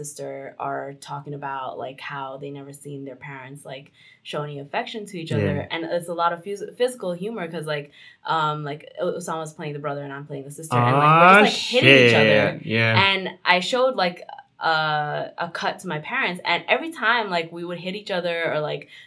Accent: New York City, New York, United States; also born or lived in Chicago, Illinois; I grew up in Ozone Park, East New York, but I also like spent a lot of time in Jackson Heights and Woodside and those parts of Queens

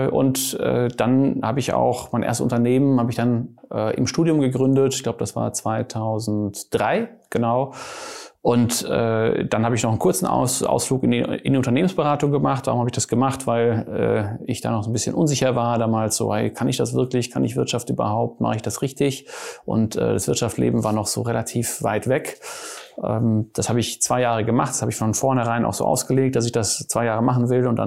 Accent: Germany; now in Cologne, Germany; ich bin Niederländer und Schweizer. Ich bin in äh, Deutschland aufgewachsen, äh, habe in Mannheim studiert.

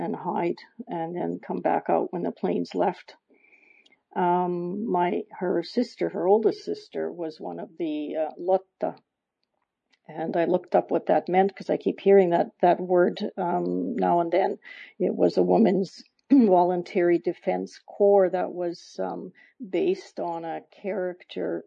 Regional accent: Canada; I was born and brought up in Canada

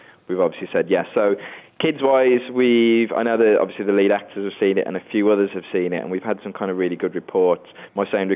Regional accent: Wolverhampton, West Midlands, United Kingdom; I'm actually from Wolverhampton myself

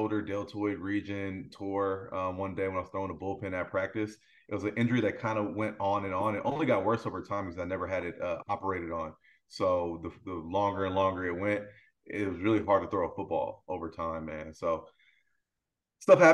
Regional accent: Vallejo, California, United States; I'm from Vallejo, California. I went to Vallejo High School, Hogan High School

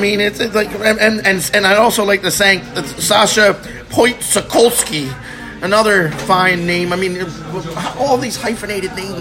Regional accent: Philadelphia, Pennsylvania, United States; see if I could pronounce different words as a Philadelphian

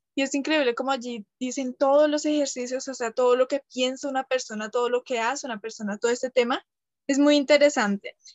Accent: Colombia; yo soy de Colombia también

